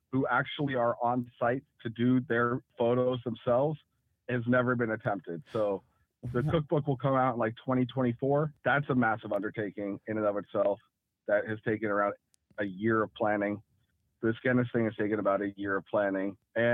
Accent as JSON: {"language": "English", "region": "New Jersey", "country": "United States", "also_born_or_lived": "San Francisco", "lives_now": "Tulsa, United States", "said": "I'm not from here. I'm from Jersey and from San Francisco."}